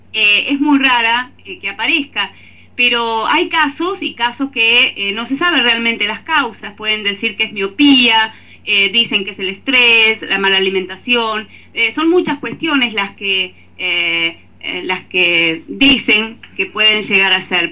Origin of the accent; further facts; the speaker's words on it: Tres Arroyos, Buenos Aires Province, Argentina; yo soy de Argentina. Eh, yo vivo en el sur de la provincia de Buenos Aires, en una localidad que se llama Tres Arroyos